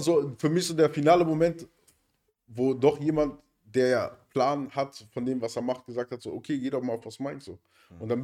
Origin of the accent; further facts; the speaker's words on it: Berlin, Germany; da, wo ich herkomme, aus Neukölln